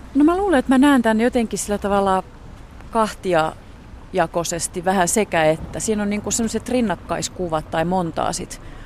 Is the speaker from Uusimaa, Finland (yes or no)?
yes; Helsinki, Uusimaa, Finland; mun kotikaupunkini Helsinki